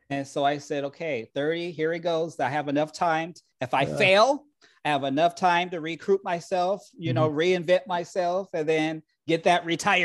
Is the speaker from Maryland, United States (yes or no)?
no; Rialto, California, United States; also born or lived in Montclair, California / Ontario, California / Chino, California; now in Moreno Valley, United States; I was raised in the Inland Empire.